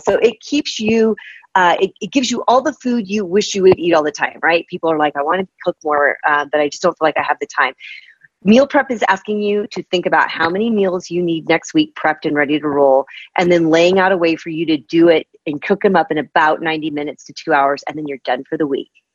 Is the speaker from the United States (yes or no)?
yes; Midwest, United States; I'm from the Midwest